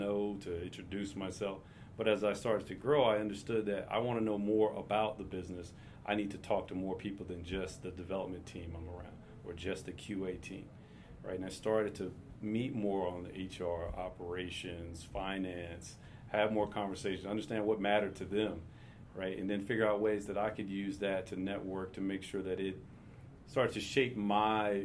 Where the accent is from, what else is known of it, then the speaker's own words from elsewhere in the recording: Durham, North Carolina, United States; Born and raised in Durham, North Carolina.